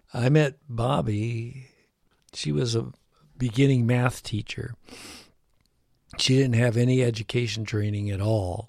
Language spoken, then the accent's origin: English; Chicago, Illinois, United States; I was born in Chicago, Illinois, in, uh, the Pullman area.